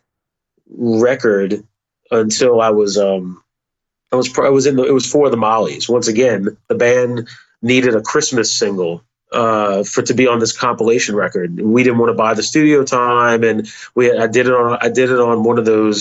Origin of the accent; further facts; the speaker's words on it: Metairie, Louisiana, United States; I grew up in a suburb called Metairie and went to school there, was born and raised there